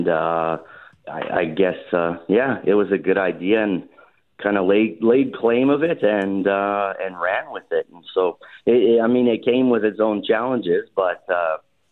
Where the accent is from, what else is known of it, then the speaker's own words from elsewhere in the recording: Sherwood Park, Alberta, Canada; moved away as an adult; now in Morden, Canada; I grew up in Sherwood Park, Alberta